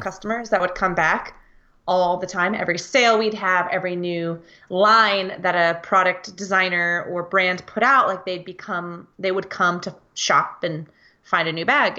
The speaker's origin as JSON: {"language": "English", "country": "United States", "said": "I'm from the United States of America"}